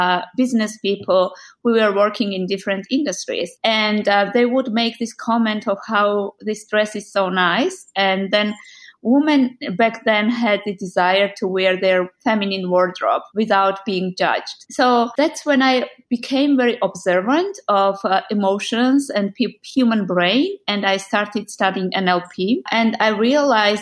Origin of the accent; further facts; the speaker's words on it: Georgia; moved away as an adult; also born or lived in Netherlands; I was born in Georgia